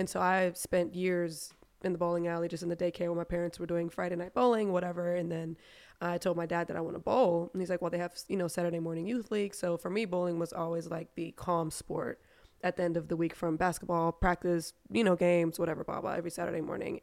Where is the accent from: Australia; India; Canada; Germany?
Germany; first language German; English is a second language; also born or lived in United States; now in Atlanta, United States; German's actually my first language